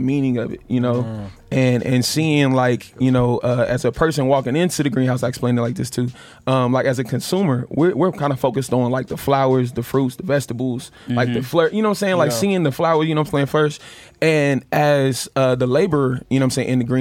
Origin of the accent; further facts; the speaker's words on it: North Carolina, United States; I'm from North Carolina